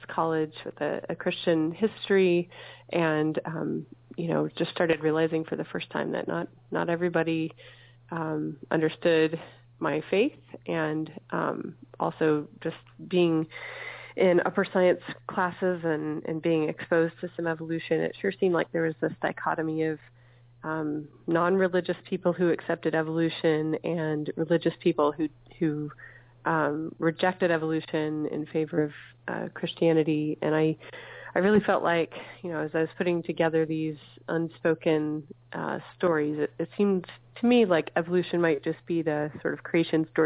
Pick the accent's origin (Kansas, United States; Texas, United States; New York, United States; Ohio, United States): Texas, United States; Dallas; now in Michigan, United States; I grew up in Texas in the Bible Belt, and the Dallas area